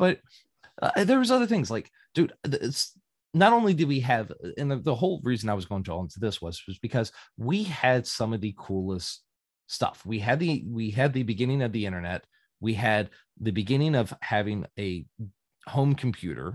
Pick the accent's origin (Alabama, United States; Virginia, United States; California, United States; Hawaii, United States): Virginia, United States; Grottoes; moved away; also born or lived in Indiana; And that's where I spent my 90s, was in a small little town in Virginia by the Appalachian